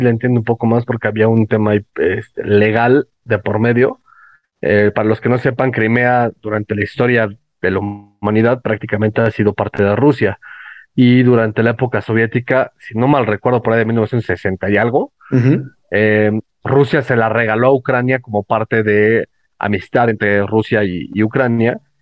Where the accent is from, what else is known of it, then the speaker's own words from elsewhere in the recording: Mexico; como muchísimos mexicanos más